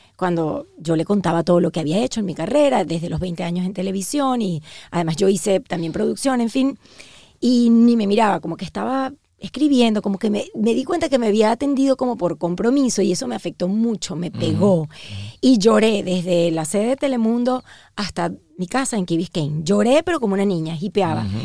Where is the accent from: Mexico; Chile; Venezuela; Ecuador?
Venezuela; also born or lived in Uruguay; now in Miami, United States; soy una venezolana que nació en Uruguay